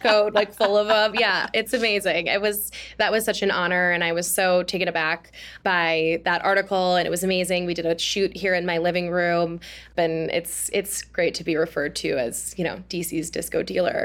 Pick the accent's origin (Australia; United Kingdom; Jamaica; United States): United States; Oshkosh, Wisconsin; now in Washington, D.C., United States; I'm from Oshkosh, Wisconsin